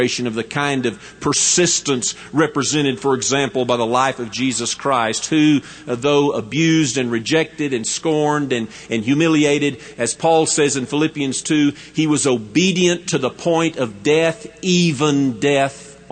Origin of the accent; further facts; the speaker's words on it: West Texas, United States; I am a Texan and a West Texan, I do not think of myself as a Southerner as much as I think of myself as a Westerner